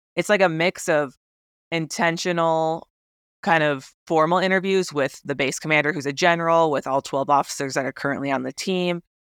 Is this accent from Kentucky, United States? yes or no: no; Wisconsin, United States; moved away as an adult; also born or lived in Japan; growing up in Wisconsin